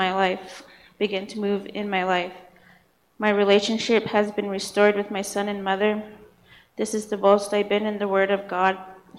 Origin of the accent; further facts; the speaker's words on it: Montana, United States; I was raised up on the Northern Cheyenne Reservation. I grew up in a loving, caring home with parents who loved the Lord.